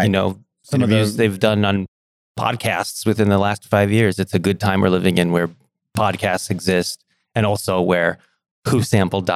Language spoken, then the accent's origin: English; Los Angeles, California, United States; I'm from LA. Always lived in Southern California.